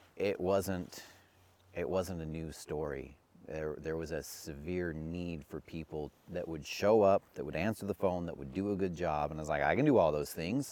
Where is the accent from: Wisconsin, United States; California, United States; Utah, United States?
Utah, United States; growing up in Utah